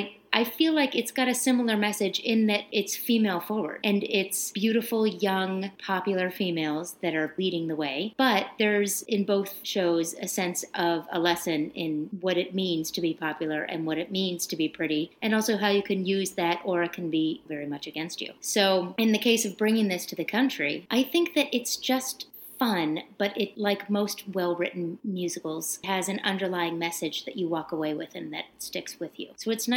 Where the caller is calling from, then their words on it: Grafton, Illinois, United States; I'm calling from Grafton, Illinois.